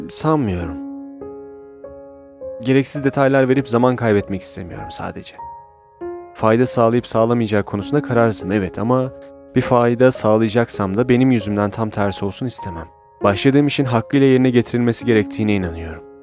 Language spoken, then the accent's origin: Turkish; Erzurum, Turkey; moved away as an adult; now in Istanbul, Turkey; Aslen Erzurumluyuz. Üniversiteye kadar Erzurum'da yaşadım. Ailem hala orada yaşıyor.